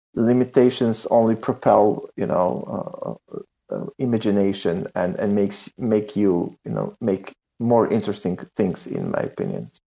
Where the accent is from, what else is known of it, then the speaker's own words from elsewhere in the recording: Serbia; We are from Serbia